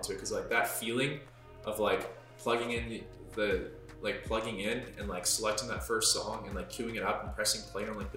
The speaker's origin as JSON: {"language": "English", "town": "Kelowna", "region": "British Columbia", "country": "Canada", "tie": "born or raised there", "said": "born and raised in Kelowna, beautiful BC"}